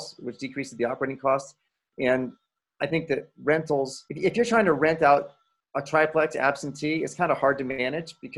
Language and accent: English; Washington, District of Columbia, United States; now in Portland, United States; I grew up in Washington, D.C.